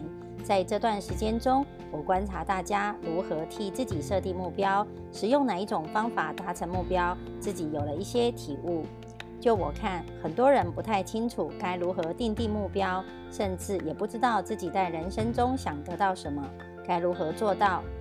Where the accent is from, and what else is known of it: Miaoli, Miaoli County, Taiwan